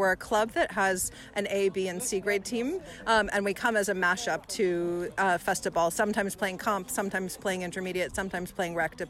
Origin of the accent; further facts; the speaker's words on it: Texas, United States; moved away as an adult; now in London, United Kingdom; I'm from Texas, and I grew up playing fast pitch.